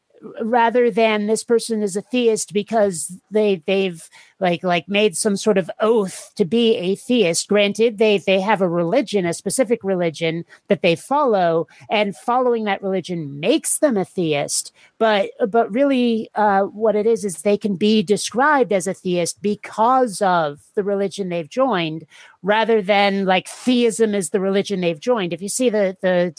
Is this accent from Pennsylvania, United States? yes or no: no; Burlington, Vermont, United States; also born or lived in Seattle; now in San Diego, United States; I was raised in Vermont, and I was raised in the one thing that can vaguely qualify as a city in Vermont, the Burlington area.